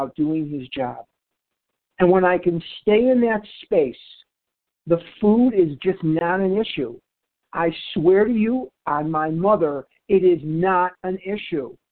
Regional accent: Chicago, Illinois, United States; I'm born and raised in Chicago

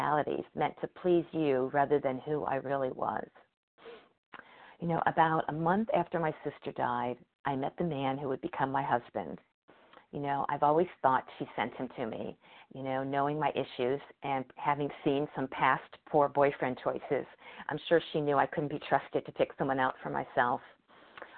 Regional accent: Cincinnati, Ohio, United States; moved away as an adult; now in Connecticut, United States; Cincinnati, my hometown

